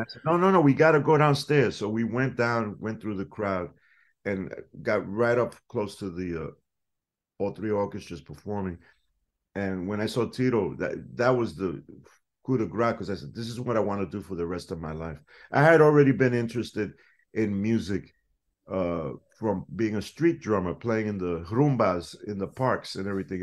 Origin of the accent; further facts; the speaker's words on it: New York City, New York, United States; also born or lived in Boston; that neighborhood that I grew up in, the South Bronx